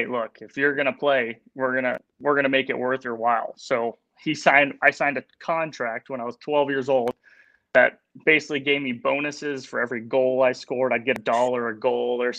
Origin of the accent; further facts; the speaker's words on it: Michigan, United States; also born or lived in Huntsville, Alabama; growing up in Michigan, I was born in Alabama, but growing up in Michigan